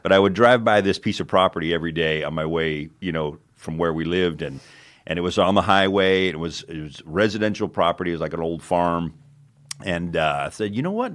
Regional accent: Phoenix, Arizona, United States; moved away as an adult; also born or lived in Prescott, Arizona / Israel; now in Wilmington, United States; we're from Arizona originally, uh, grew up in Phoenix

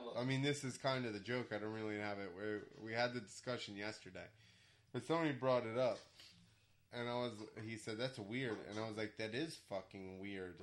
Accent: New Jersey, United States; moved away as an adult; now in Georgia, United States; I was from New Jersey

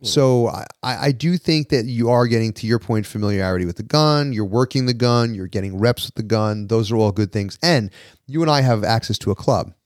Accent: New York, United States; I'm a New Yorker

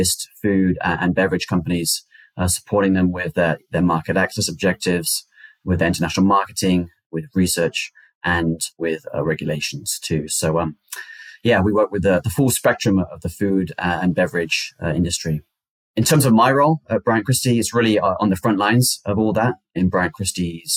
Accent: United Kingdom; moved away as an adult; also born or lived in China / Italy / Kenya; now in United States; I'm originally from the United Kingdom.

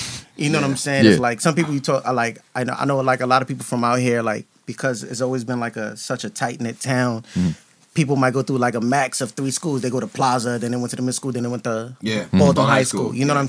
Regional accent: Ghana; also born or lived in Brooklyn, United States; now in United States; I was born in Brooklyn. My family's from Ghana. Both my parents are Ghanaians. So, you know, I'm one of those first generation kids. So, born in Brooklyn when I was like 2 or 3, flew me out to Ghana.

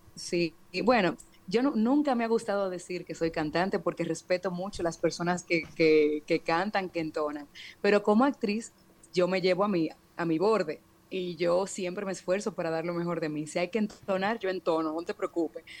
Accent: Dominican Republic; nosotros como dominicanos tendemos mucho a autocriticarnos

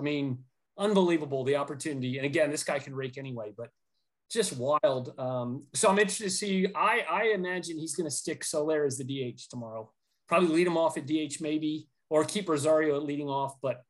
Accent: Florida, United States; Growing up in Florida

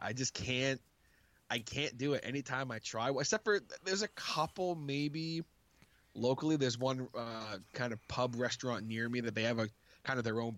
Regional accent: Canada; I am Canadian

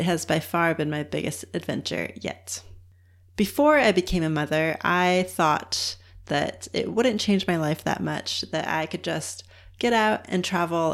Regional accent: California, United States; moved away as an adult; also born or lived in Seattle / Los Angeles / New York / Australia; now in New Zealand; I'm originally from California in the United States, but I've also lived in Seattle, LA, New York, and a little bit in Australia

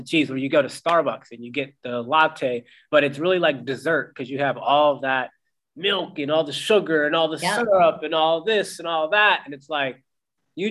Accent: Pittsburgh, Pennsylvania, United States; born or raised there; moved away as an adult; also born or lived in Austin, Texas

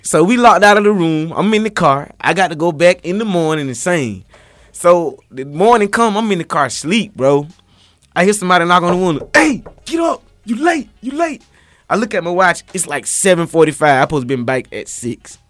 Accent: Quincy, Florida, United States; moved away; I'm from Quincy, Florida

